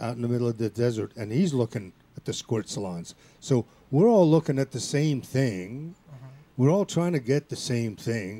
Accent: Italy; and I'm from Italy

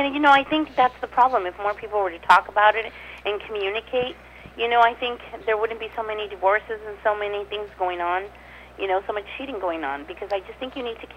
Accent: Mexico; accent: Mexican Spanish; first language Spanish; my Mexican Spanish accent

